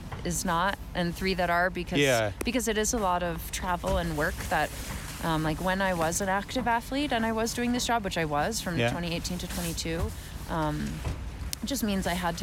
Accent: United States; as an American athlete

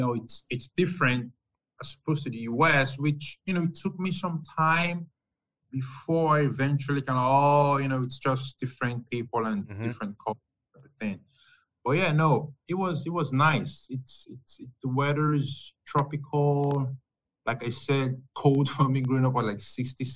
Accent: Nigeria; moved away as an adult; also born or lived in New York City, United States / Europe / Canada; now in Florida, United States; I'm from West Africa, Nigeria specifically

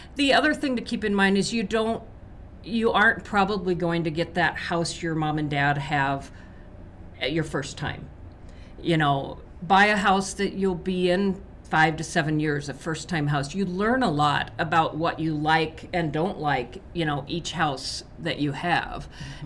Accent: Nebraska, United States; Nebraska, my home state

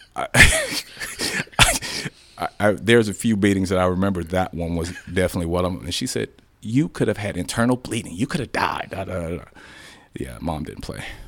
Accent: Chicago, Illinois, United States; now in Dallas, United States; Born and raised in Chicago.

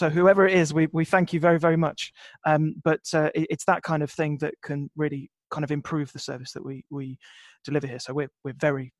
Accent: Coventry, West Midlands, United Kingdom; moved away; So I'm from Coventry originally

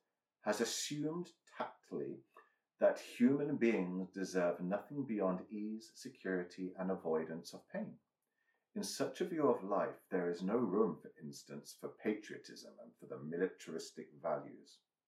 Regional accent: United Kingdom; We're both British.

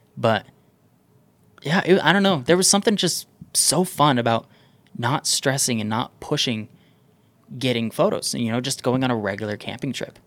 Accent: Southern Utah, United States; I grew up in Southern Utah

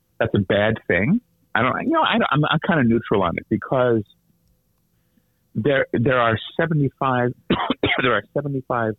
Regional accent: Philadelphia, Pennsylvania, United States; moved away as an adult; also born or lived in St. Louis, Missouri / Connecticut / Miami / Houston; I grew up in Philadelphia

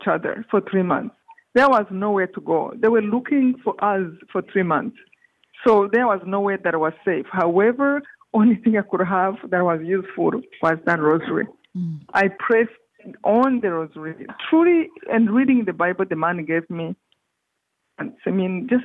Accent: Rwanda; moved away; I come from Rwanda, this tiny country in east of Africa.

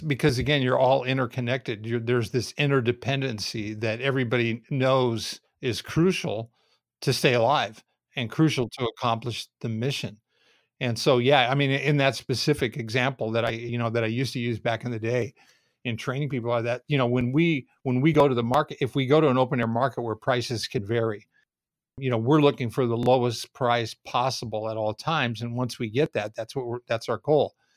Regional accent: Southern California, United States; I grew up in Southern Cal, basically from the time I was four years old

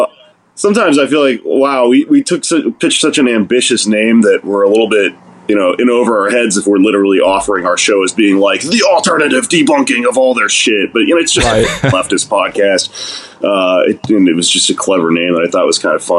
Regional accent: Texas, United States; I'm fucking Mexican. I'm from Texas.

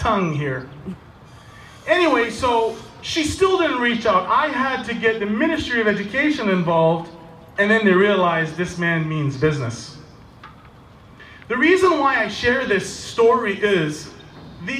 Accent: Canada; I am a Canadian

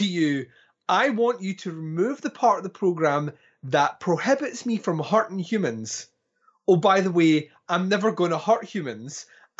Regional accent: Scotland, United Kingdom; Well, I'm Scottish, right? So.

